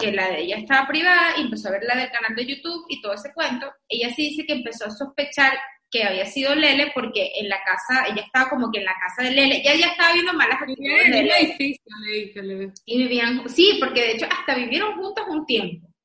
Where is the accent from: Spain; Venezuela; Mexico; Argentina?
Venezuela; Y bueno, pero es que yo soy venezolana, pues